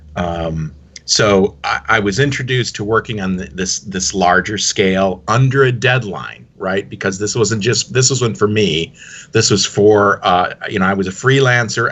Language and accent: English; Dearborn, Michigan, United States; I grew up in uh, I mentioned Dearborn, Michigan, suburb of Detroit